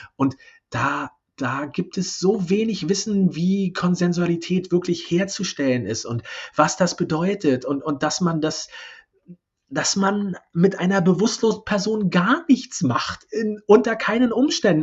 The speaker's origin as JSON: {"language": "German", "region": "East Germany", "country": "Germany", "tie": "born or raised there", "said": "Ich bin ja gebürtige Ossi."}